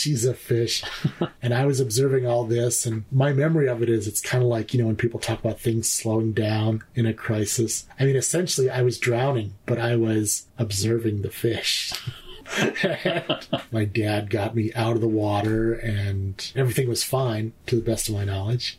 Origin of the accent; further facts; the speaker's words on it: Bemidji, Minnesota, United States; I was born in Minnesota, Bemidji, Minnesota.